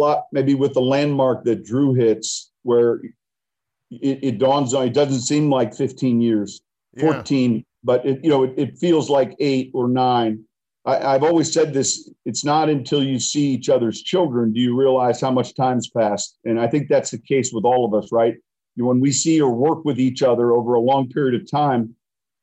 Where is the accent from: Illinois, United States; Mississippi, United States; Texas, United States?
Illinois, United States; I'm from Illinois